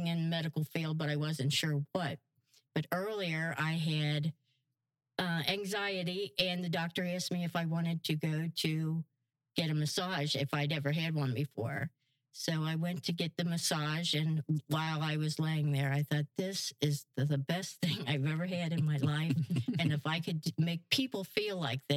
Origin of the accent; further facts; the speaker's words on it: Northern Kentucky, United States; now in Pine Island, United States; I was born in Northern Kentucky.